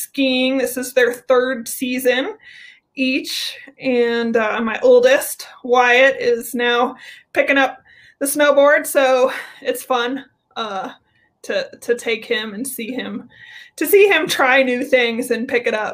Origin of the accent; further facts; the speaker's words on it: Colorado, United States; I grew up in Colorado